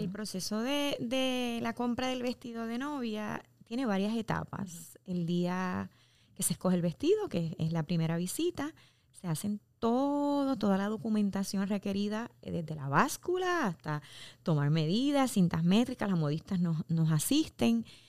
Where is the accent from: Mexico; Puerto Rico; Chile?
Puerto Rico; como puertorriqueños estamos, somos una empresa netamente puertorriqueña